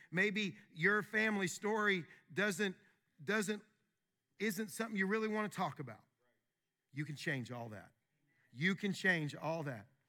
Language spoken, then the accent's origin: English; Wilmore, Kentucky, United States; moved away; in my hometown at Asbury University